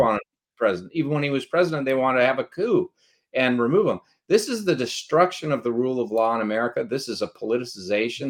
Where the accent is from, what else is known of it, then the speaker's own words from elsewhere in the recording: United States; we're Americans